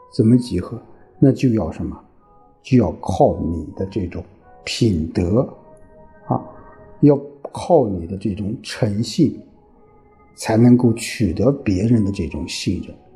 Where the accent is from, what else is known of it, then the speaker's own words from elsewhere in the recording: China; 我们中国人